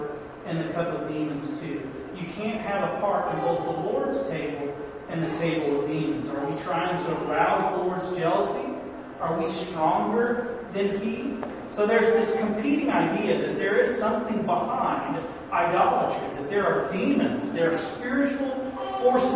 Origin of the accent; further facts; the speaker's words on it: United States; as American people, United States, North American, Western culture kinds of people